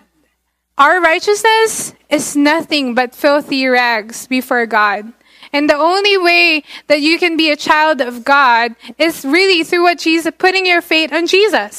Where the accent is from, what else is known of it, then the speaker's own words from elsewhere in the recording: Philippines; I'm Filipino because I grew up in the Philippines.